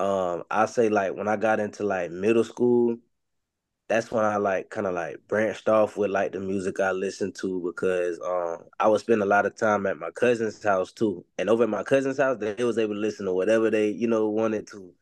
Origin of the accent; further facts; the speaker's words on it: Jacksonville, Florida, United States; I'm from Jacksonville, Florida. I mainly grew up on like the north side of Jacksonville